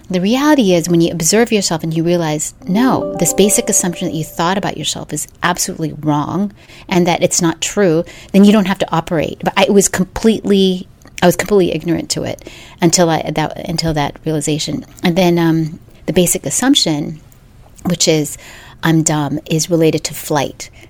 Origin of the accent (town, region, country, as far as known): Philippines; moved away